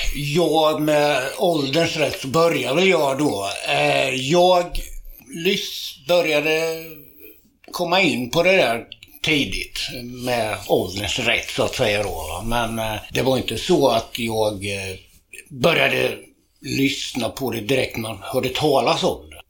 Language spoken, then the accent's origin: Swedish; Tranås, Jönköping County, Sweden; also born or lived in Köping / Kolsva / Västmanland; jag har bott här sedan jag var inte hundra, men fyra eller fem år